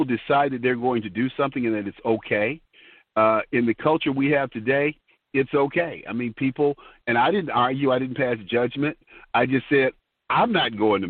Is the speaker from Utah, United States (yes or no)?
no; Detroit, Michigan, United States; growing up in Detroit